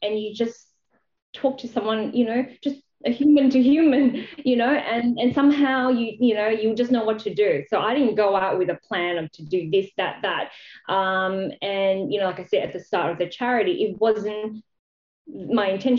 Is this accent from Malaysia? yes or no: yes; Malaysia; moved away as an adult; now in Australia; I grew up in Malaysia. I came to Australia to actually study to be a vet